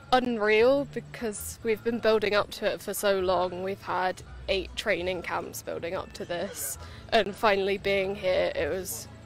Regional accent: Marlborough, South West England, United Kingdom; from Marlborough in Wiltshire.

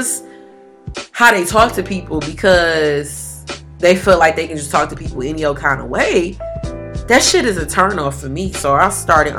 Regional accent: Detroit, Michigan, United States; I'm from Detroit

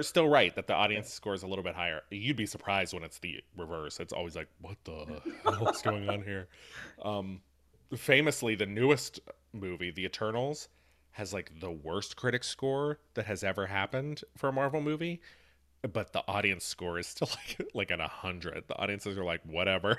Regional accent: Appalachia, United States; I am from Appalachia.

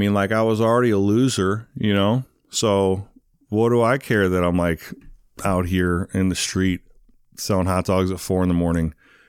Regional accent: England, United Kingdom; born there; also born or lived in Arizona / St. Louis; Kind of. I was born in England. My dad was in the Air Force. I lived in Arizona, and then I moved to St. Louis for a while.

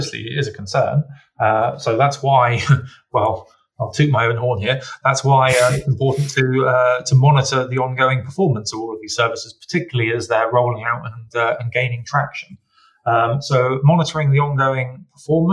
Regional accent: United Kingdom; you and I, as British citizens

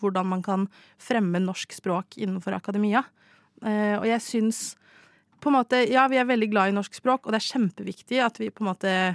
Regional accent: Stavanger, Rogaland, Norway; Jeg er fra Stavanger

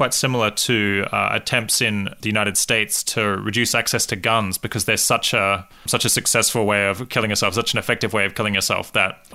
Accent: Australia; I'm from Australia

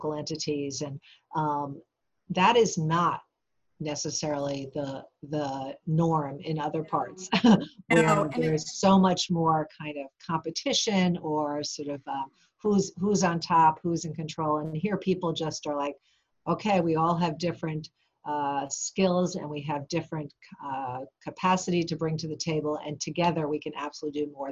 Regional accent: New York, United States; also born or lived in Boston area, Massachusetts; now in Western Massachusetts, United States; I'm originally from New York, and I always mention that because for those who are from New York, I feel like if you're from New York, you always have a little bit of New York in you

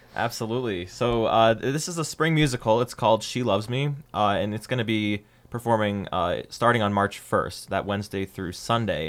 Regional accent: Ohio, United States; I'm from Ohio

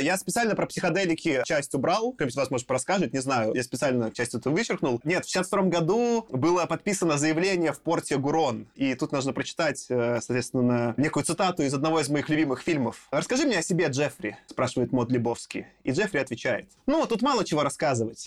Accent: Minsk, Belarus; я родился в Минске, Беларуси

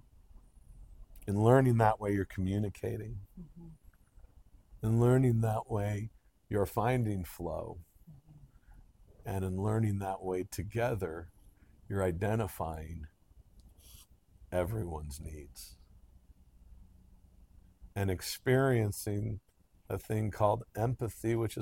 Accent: United States; I'm American

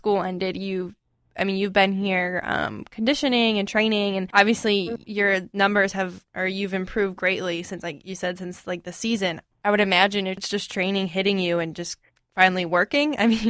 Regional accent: Florida, United States; I'm actually from Florida

